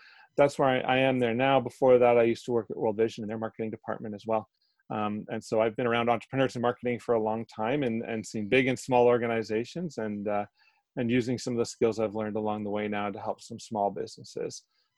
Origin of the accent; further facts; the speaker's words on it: Foxboro, Ontario, Canada; moved away as an adult; also born or lived in Toronto; now in Hastings County, Canada; I grew up in the Hastings County area. I grew up in Foxborough, yep. Just north of Belleville, and born and raised there. And then I went to Toronto for university